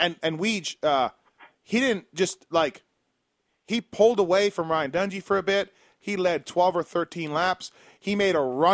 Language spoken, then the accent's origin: English; Canada; being a Canadian